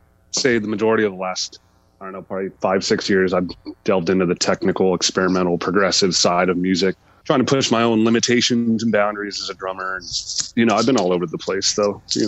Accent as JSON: {"language": "English", "region": "California", "country": "United States", "moved": "as an adult", "said": "I'm from California. I moved here about 4 years ago."}